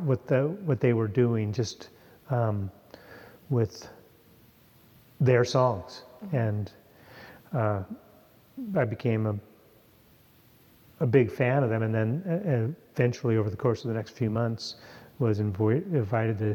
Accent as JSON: {"language": "English", "town": "Anacortes", "region": "Washington", "country": "United States", "tie": "born or raised there", "also_born_or_lived": "Tucson, Arizona", "said": "I grew up in Anacortes, but when you're 18 and you're from a small town, kind of want to get out."}